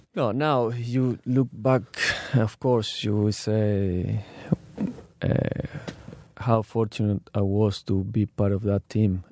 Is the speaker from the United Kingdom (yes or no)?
no; Argentina; English is a second language; moved away as an adult; also born or lived in Turkey / Mexico; now in Australia; I grew up, uh, in Argentina